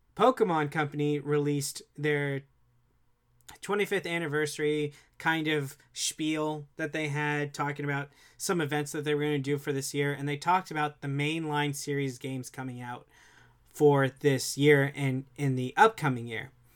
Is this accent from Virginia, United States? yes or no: no; South Florida, United States; I'm from South Florida